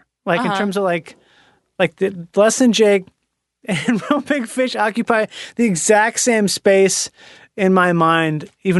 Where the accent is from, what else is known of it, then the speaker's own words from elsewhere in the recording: Minnesota, United States; moved away as an adult; also born or lived in Florida; No, I'm from Minnesota.